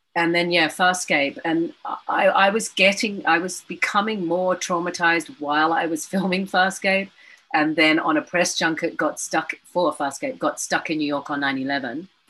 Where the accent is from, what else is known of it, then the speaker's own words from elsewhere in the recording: Australia; I'm going to be treated like an American actor, not as an Australian